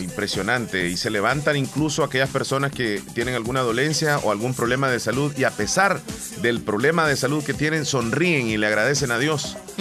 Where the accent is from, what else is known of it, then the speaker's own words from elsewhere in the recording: El Salvador; Así somos los salvadoreños de luchadores, de trabajadores